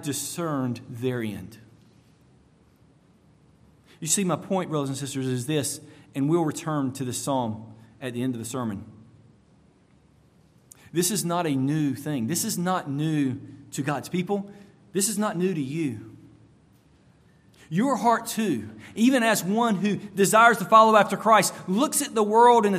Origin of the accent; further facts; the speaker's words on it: United States; As an American